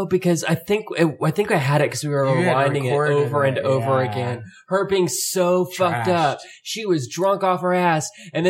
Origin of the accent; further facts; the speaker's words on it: Valdosta, Georgia, United States; moved away; also born or lived in Pennsylvania; I'm from Georgia.